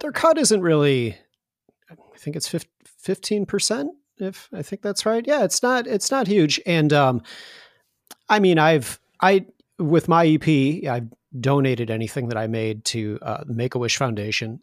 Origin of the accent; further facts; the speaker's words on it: Chicago, Illinois, United States; also born or lived in Indiana; now in Chicago, United States; I'm originally from Chicago, and then I wound up moving back to Chicago.